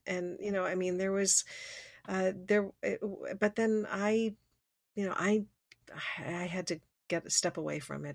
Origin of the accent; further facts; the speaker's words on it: Switzerland; moved away; growing up in Switzerland